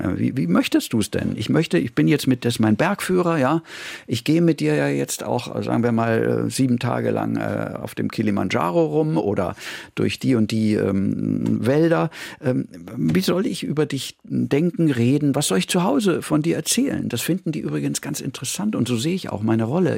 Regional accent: Munich, Bavaria, Germany; moved away as an adult; now in Vienna, Austria; ich bin in München groß geworden.

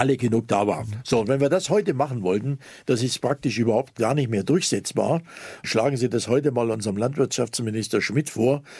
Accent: Zittau, Saxony, Germany; now in Lake Constance, Germany; in meiner Heimatstadt Zittau

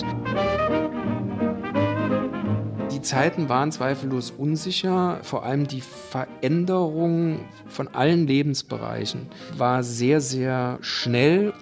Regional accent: Saarbrücken, Saarland, Germany; hier bei uns in Saarbrücken

